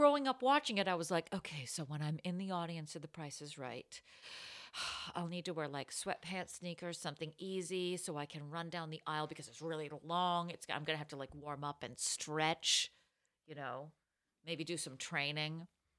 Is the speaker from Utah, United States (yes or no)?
yes; Utah, United States; I'm from Utah and I can't feel my feet.